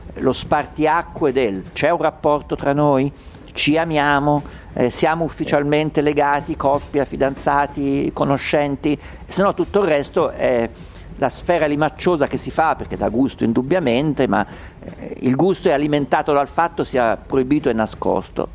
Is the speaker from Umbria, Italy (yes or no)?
yes; Umbria, Italy; io sono umbro, da piccolo ho vissuto in una società rurale perché mio padre aveva la campagna